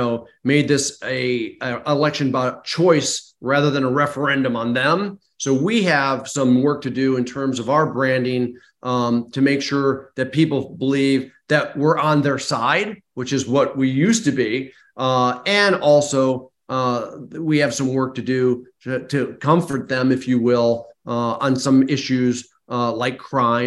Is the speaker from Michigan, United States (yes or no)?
yes; Michigan, United States; I grew up in Michigan